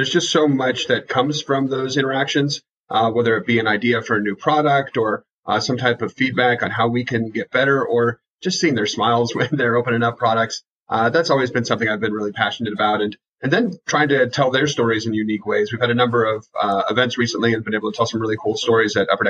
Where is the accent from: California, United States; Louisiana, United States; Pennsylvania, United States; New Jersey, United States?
California, United States; Mission Viejo; also born or lived in Carlsbad, California; I'm from Mission Viejo, which is a little bit north of here in California